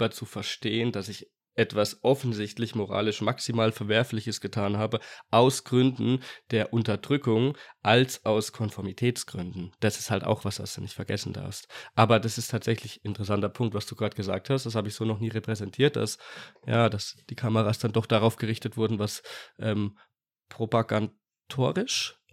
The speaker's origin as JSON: {"language": "German", "country": "Germany", "said": "bin Deutscher."}